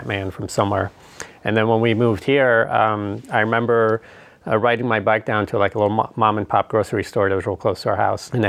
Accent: Iran; moved away; I grew up in Iran

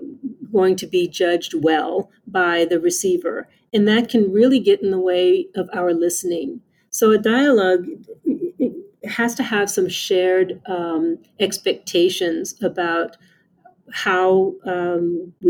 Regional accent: South Texas, United States; moved away as an adult; now in Ohio, United States; I am originally from South Texas

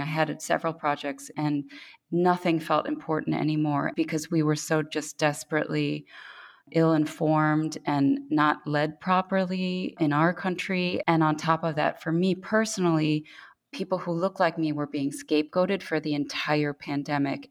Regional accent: New York, United States; moved away as an adult; now in Korea; I was born in New York to Korean parents who had immigrated in their 20s to the US

